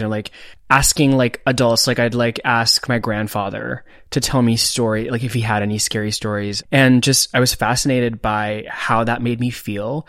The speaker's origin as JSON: {"language": "English", "country": "India", "tie": "born or raised there", "moved": "yes", "said": "I grew up in India"}